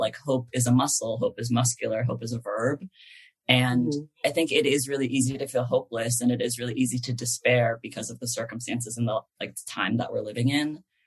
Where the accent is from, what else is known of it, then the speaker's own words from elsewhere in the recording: East Bay, California, United States; moved away as an adult; now in Los Angeles, United States; I grew up in the East Bay